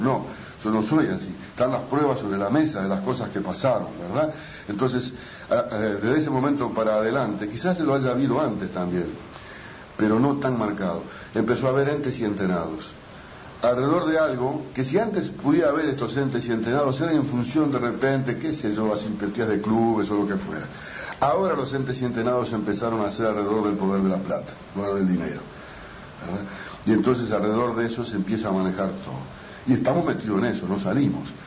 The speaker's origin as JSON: {"language": "Spanish", "country": "Uruguay", "said": "somos uruguayos"}